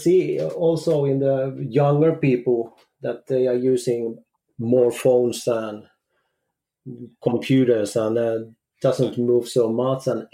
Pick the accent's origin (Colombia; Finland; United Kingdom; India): Finland; moved away as an adult; now in Norway; I'm from Finland, but I got ready with my studies in 1996. And 1997, we took a move in Norway